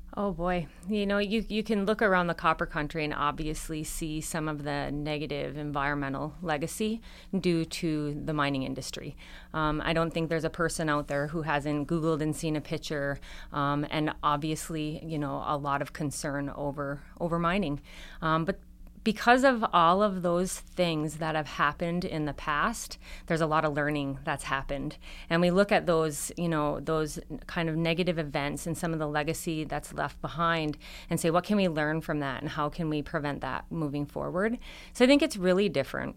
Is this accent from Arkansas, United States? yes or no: no; Upper Michigan, United States; growing up in Upper Michigan